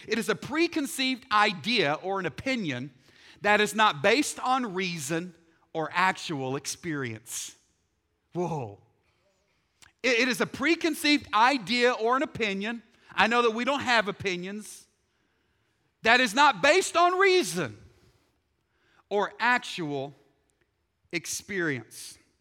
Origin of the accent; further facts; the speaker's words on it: Texas, United States; I'm from Texas